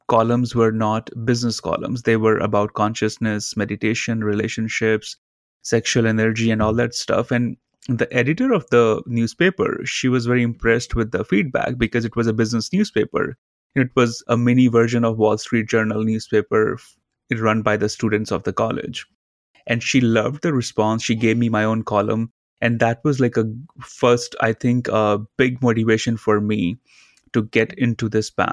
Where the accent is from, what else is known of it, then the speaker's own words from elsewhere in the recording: India; Growing up in India, my father as my guru